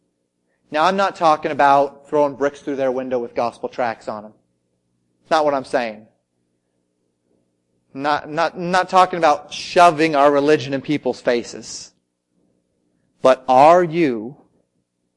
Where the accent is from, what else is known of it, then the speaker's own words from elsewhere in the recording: United States; I was an American, through and through.